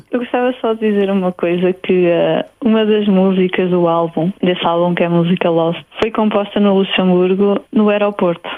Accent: Bragança, Bragança District, Portugal; moved away; also born or lived in London; em Bragança, sim, que é a minha cidade natal.

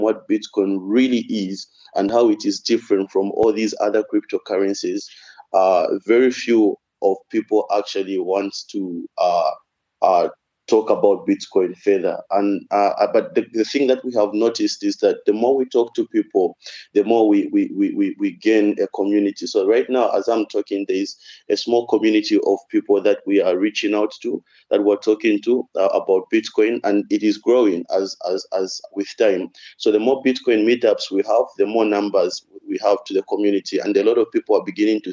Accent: Zambia; also born or lived in Russia; a lot of people in my country

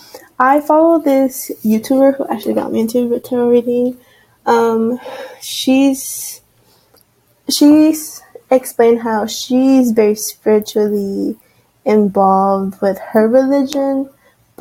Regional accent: Austin, Texas, United States; now in Corpus Christi, United States; I'm from Austin

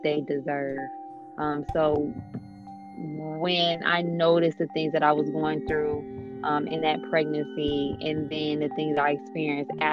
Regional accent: Dayton, Ohio, United States; I am from Dayton, Ohio, born and raised.

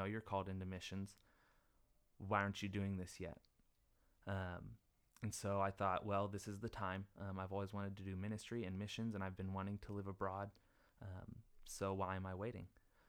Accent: Norfolk, Arkansas, United States; now in Germany; I'm from Arkansas, grew up in Norfolk, little bitty town of like 300 people, went to college in Jonesboro at ASU Jonesboro.

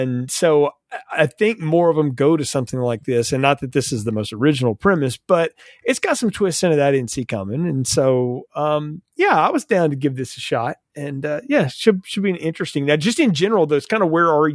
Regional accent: the South, Southern United States, United States; accent: Southern; as a Southerner

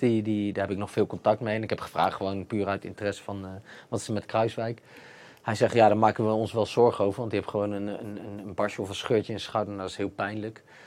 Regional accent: Netherlands

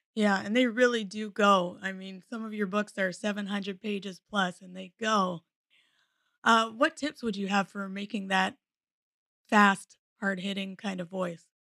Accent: Canada; I'm Canadian

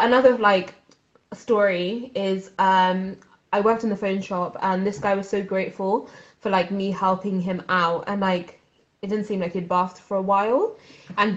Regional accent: Swindon, South West England, United Kingdom; where am I from? And I said, Swindon

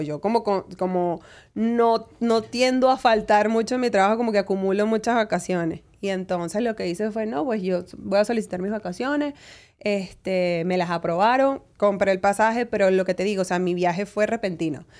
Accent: Caracas, Capital District, Venezuela; moved away as an adult; now in United States; yo me crié en Venezuela

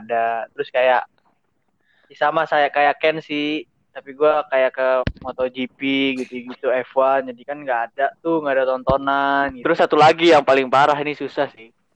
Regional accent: Bekasi, West Java, Indonesia; Gua orang Bekasi

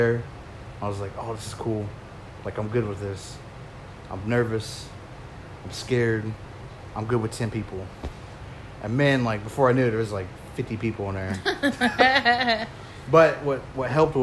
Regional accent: Pawnee, Oklahoma, United States; moved away as an adult; I grew up in Pawnee, went to Pawnee High School

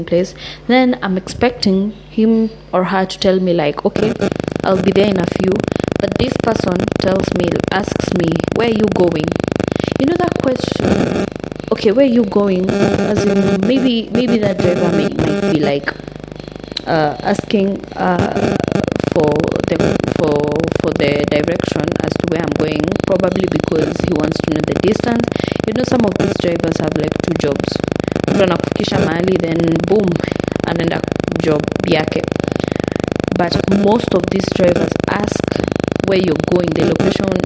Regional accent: Kenya; I'm from Kenya, two different tribes

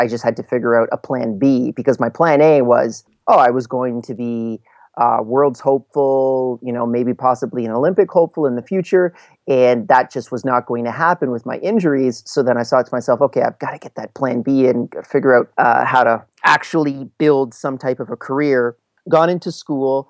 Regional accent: Canada; also born or lived in Montreal / Vancouver / Calgary; I'm from Canada.

